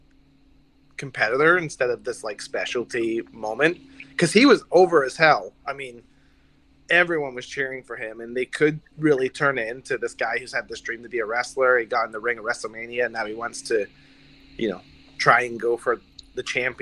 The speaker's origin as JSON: {"language": "English", "region": "Scotland", "country": "United Kingdom", "said": "I'm from Scotland"}